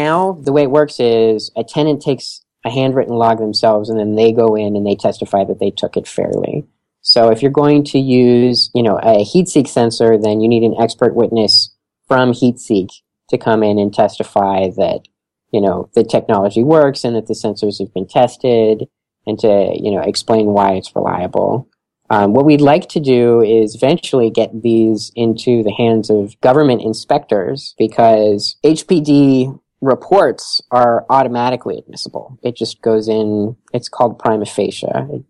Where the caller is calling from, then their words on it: Philadelphia, Pennsylvania, United States; And here in Philadelphia, I'm calling from Philadelphia today